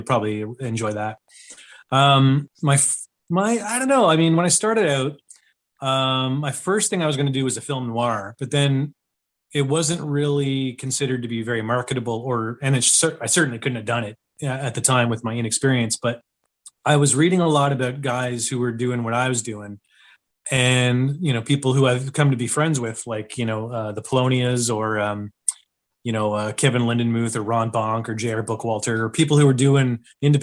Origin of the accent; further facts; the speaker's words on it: Ottawa, Ontario, Canada; I am from Ottawa, Canada